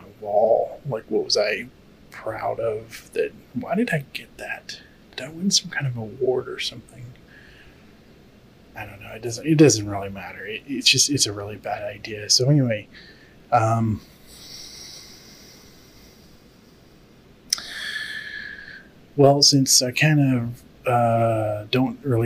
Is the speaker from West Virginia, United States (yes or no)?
no; Texas, United States; I grew up in Texas